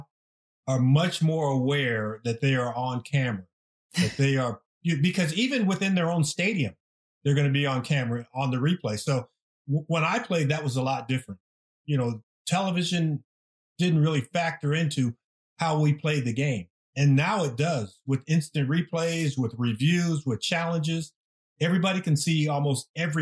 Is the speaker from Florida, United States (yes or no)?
no; Southern California, United States; moved away as an adult; also born or lived in Green Bay; I came from Southern California.